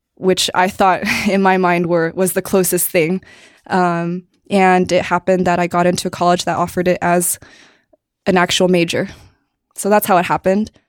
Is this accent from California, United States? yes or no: yes; Cupertino, California, United States; also born or lived in New Jersey / Canada / Arizona / China; a lot of movement before I was seven, but ever since then, Cupertino